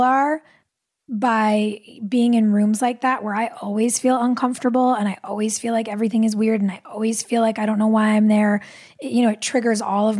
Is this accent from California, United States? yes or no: yes; Pasadena, California, United States; I grew up from middle school in Pasadena